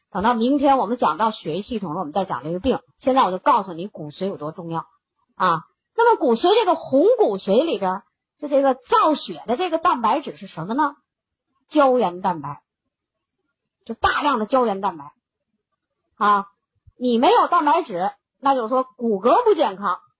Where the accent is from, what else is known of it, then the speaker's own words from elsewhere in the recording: China; 我们中国人的饮食习惯，我们是不缺磷的